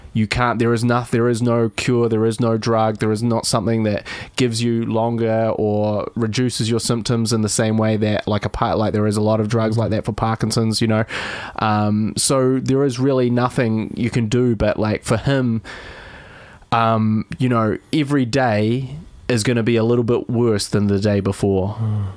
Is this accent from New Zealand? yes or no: yes; Dunedin, Otago, New Zealand; moved away as an adult; also born or lived in London; I was a guy from Dunedin. but I, I went from the smallest city to the biggest city